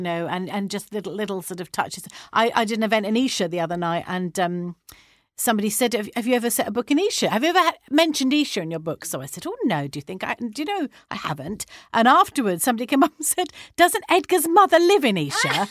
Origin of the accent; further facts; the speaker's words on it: Brighton, South East England, United Kingdom; I'm from Brighton